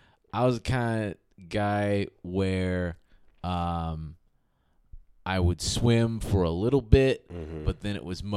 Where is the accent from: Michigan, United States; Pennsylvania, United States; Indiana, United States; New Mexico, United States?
Michigan, United States; Southfield; born or raised there; also born or lived in Detroit, Michigan / Bloomfield, Michigan